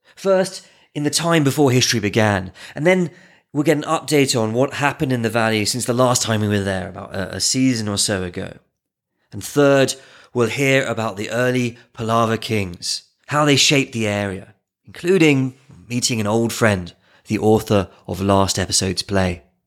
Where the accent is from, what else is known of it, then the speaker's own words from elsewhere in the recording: England, United Kingdom; I grew up in England near a, a village